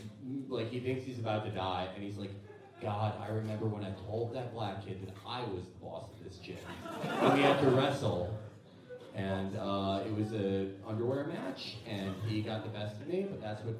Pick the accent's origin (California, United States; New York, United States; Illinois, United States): Illinois, United States; Chicago; I grew up in Hyde Park